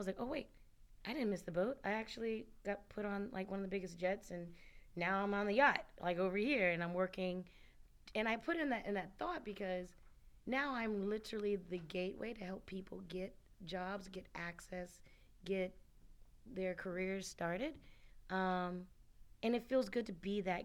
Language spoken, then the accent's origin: English; Birmingham, Alabama, United States; moved away; I'm originally from Alabama. Actually, I claim both states. So I'm right down the middle on both, like, where I grew up, where I lived, in between cultures